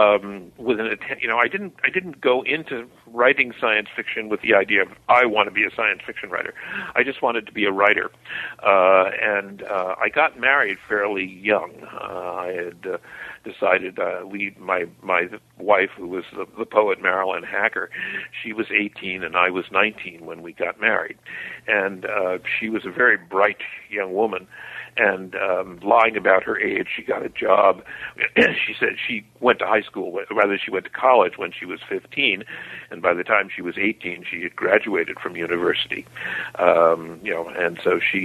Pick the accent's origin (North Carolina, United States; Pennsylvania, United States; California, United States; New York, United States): New York, United States; New York City; I was born in Harlem, which is the black ghetto of New York City, in Harlem Hospital on 138th Street and Lenox Avenue, and my father ran a funeral home